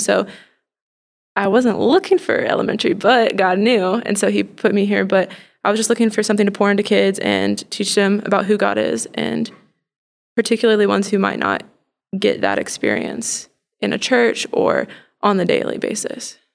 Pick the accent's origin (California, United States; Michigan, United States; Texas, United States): Texas, United States; Plano; I grew up in Plano, Texas, so very close. Been around Dallas